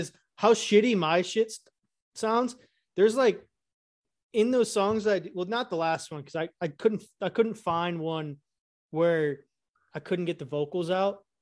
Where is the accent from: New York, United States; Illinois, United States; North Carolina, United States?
Illinois, United States; I grew up in Illinois